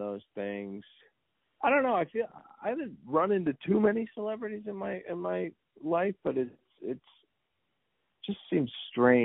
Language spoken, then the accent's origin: English; Los Angeles, California, United States; I'm from Studio City. I'm born here all my life.